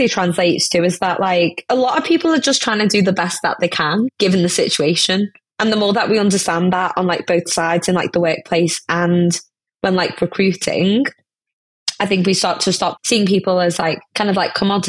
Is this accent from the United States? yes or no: no; India; now in United Kingdom; I'm an Indian woman